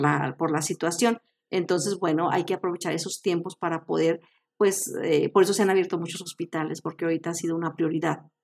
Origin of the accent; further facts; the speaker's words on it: Mexico; tenemos como mexicanos